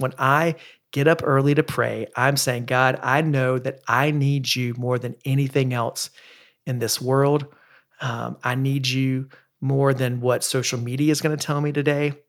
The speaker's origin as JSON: {"language": "English", "region": "the South", "country": "United States", "tie": "born or raised there", "said": "I grew up in the Baptist church in the South"}